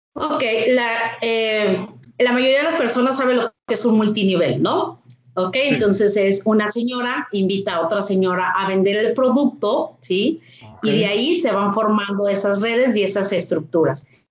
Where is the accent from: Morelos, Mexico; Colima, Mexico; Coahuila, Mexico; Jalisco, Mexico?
Coahuila, Mexico; Torreón; also born or lived in Monterrey; soy de Torreón, Coahuila